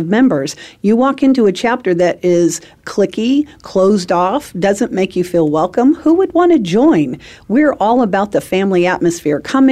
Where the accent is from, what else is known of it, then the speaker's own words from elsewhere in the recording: San Francisco Bay Area, California, United States; moved away as an adult; also born or lived in Central Valley, California / San Diego; now in Arizona, United States; I'm a native of San Francisco Bay Area. I lived in the fourth house from the top on Lombard Street